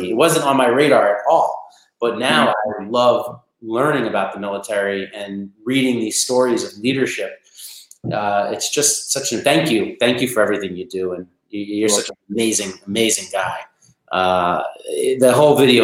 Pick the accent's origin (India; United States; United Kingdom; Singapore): United States; New York; also born or lived in Massachusetts; I'm from New York. At the time, I was in boarding school in Massachusetts